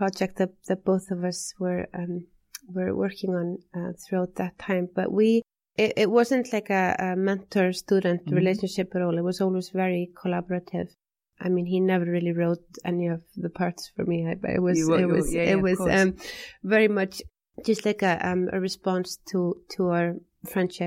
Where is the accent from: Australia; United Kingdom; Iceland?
Iceland; we're both from Iceland